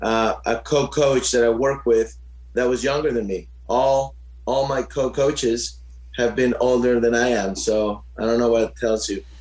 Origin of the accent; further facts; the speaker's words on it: Orange County, California, United States; we grew up in Orange County.